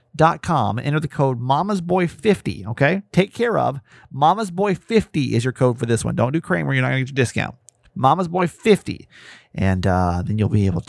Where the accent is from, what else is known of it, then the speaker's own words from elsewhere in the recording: Maryland, United States; a Maryland feel good story today. This is my hometown.